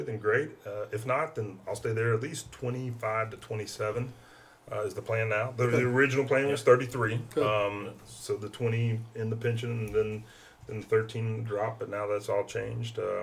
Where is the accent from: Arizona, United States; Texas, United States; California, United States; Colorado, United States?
Texas, United States; Waco; I was born in Waco, home of the Baylor Bears